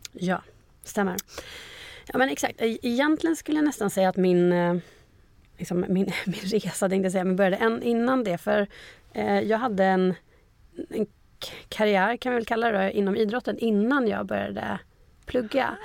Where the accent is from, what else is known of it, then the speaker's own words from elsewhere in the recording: Umeå, Västerbotten County, Sweden; moved away as an adult; also born or lived in Gothenburg; now in Stockholm, Sweden; från Umeå, där jag är född och uppvuxen